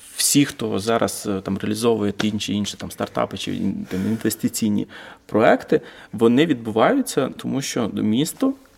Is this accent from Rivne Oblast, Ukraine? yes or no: no; Vinnytsia, Vinnytsia Oblast, Ukraine; now in Kyiv, Ukraine; приїхав я з Києва, але я з Вінниці.